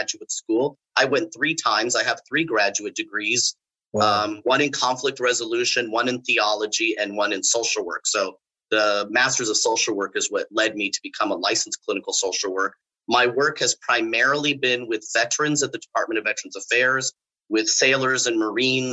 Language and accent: English; California, United States; moved away as an adult; also born or lived in Mexico (ancestry); now in Orlando, United States; I'm originally from California. I spent most of my 55 years, I spent 40 of those years in California.